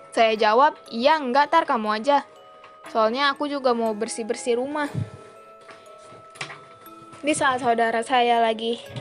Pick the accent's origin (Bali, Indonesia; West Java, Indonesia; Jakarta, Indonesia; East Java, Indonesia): West Java, Indonesia; Sukabumi; Kisah ini berada tepat di kampung saya sendiri. Dan kampung saya berada di daerah pelosok Sukabumi perbatasan dengan Banten.